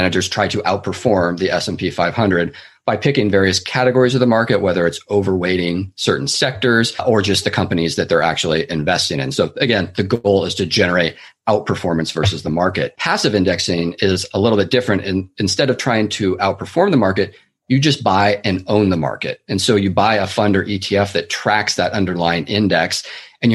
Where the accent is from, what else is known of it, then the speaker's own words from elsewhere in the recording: Seattle, Washington, United States; now in San Francisco Bay Area, United States; I'm originally from the Pacific Northwest, actually, the east side of Seattle area. And then I moved down to the Bay Area in 2004, where I've been ever since and reside today.